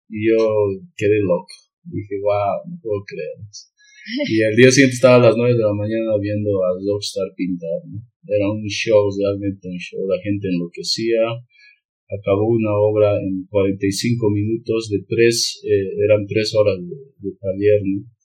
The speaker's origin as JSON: {"language": "Spanish", "country": "Bolivia", "said": "soy de Bolivia."}